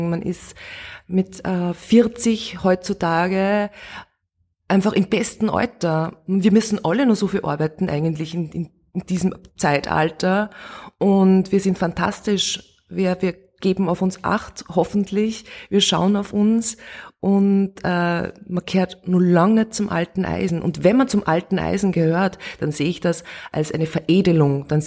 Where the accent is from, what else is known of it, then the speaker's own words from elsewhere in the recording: Steyr, Upper Austria, Austria; now in Vienna, Austria; Ich bin in Steyr aufgewachsen. Ich habe das Oberösterreichische eigentlich schon fast verlernt, weil ich dann nach Wien ausgewandert bin.